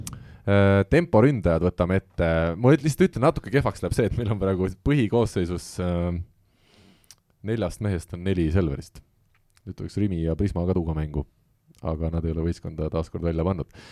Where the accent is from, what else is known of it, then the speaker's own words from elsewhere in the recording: Estonia; me oleme eestlased